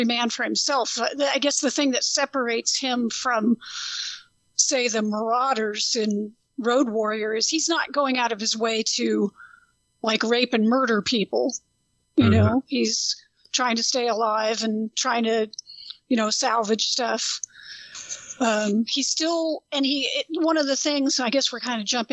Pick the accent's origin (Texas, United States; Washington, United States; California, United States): California, United States; Central Coast; I growing up in Central Coast California